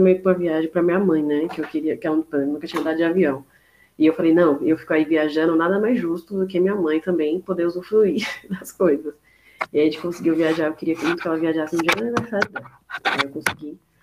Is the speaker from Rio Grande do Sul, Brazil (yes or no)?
no; São Paulo, Brazil; eu sou paulista mesmo